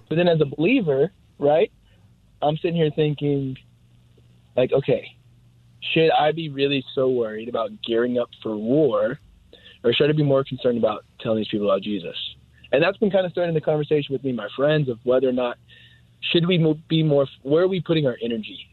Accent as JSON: {"language": "English", "country": "United States", "said": "as a American"}